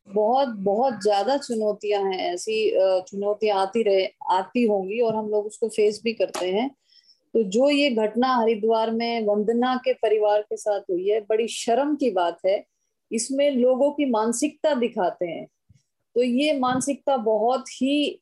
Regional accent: Haryana, India; मैं हरियाणा से बिलोंग करती हूँ

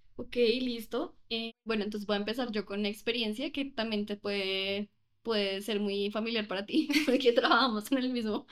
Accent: Colombia; yo sí creo que en Colombia manejamos un inglés mucho más americano

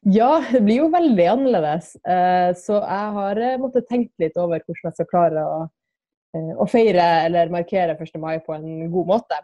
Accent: Kirkenes, Finnmark, Norway; i Kirkenes, der jeg er fra

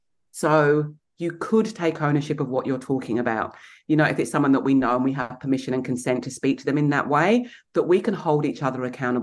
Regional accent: England, United Kingdom; Then add being English.

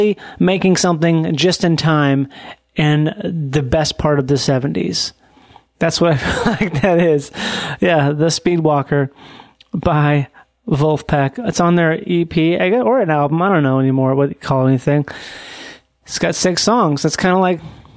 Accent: Minnesota, United States; I'm from Minnesota

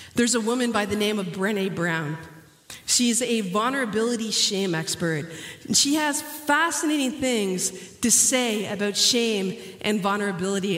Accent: Canada; moved away; also born or lived in Dominican Republic; growing up in Canada

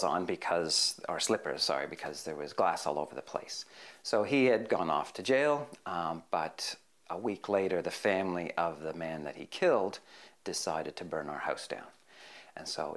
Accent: Hamilton, Ontario, Canada; moved away as an adult; also born or lived in Parramatta, Australia; now in Chipping Norton, Australia; I grew up in a place called Hamilton

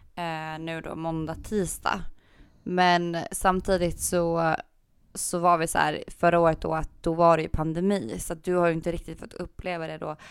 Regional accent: Gotland, Sweden; jag är gotlänning

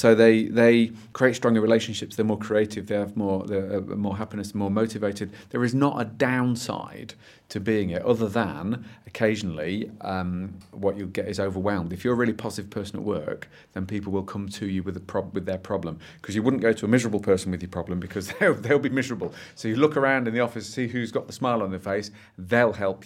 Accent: Derby, East Midlands, United Kingdom; I come from Derby, my glorious hometown

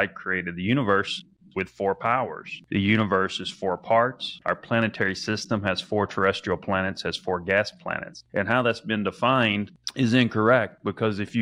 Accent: the South, United States; I think I have my own language because I grew up in the South

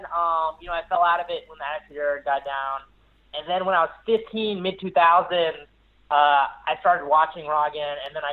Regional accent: the Carolinas, United States; growing up in Carolina, and then I'm, I'm, uh, I'm 27

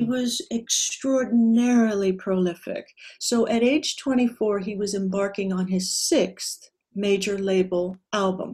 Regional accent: Southern California, United States; also born or lived in Hollywood; was born and raised in Southern California, about 45 miles outside of Los Angeles

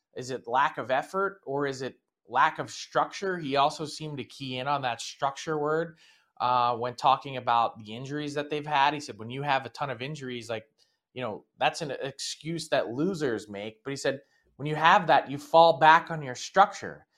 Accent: Philadelphia, Pennsylvania, United States; my hometown

